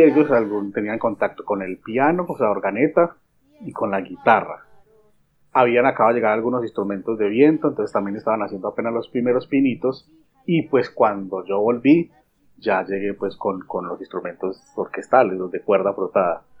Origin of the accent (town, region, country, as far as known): Medellín, Antioquia, Colombia; born or raised there